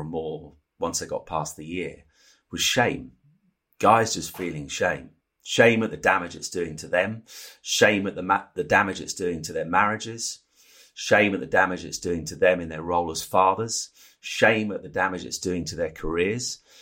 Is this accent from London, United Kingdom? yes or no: no; Norfolk, East of England, United Kingdom; the village where I grew up in Norfolk